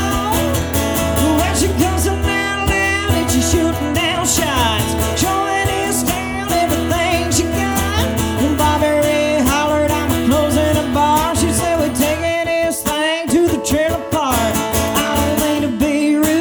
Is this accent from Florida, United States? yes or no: no; Florence, South Carolina, United States; I'm from South Carolina